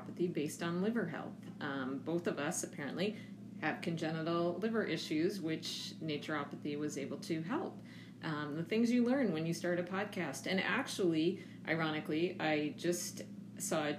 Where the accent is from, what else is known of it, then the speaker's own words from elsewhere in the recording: Connecticut, United States; also born or lived in Massachusetts; I was raised in Connecticut, like I mentioned, and went to undergrad in Massachusetts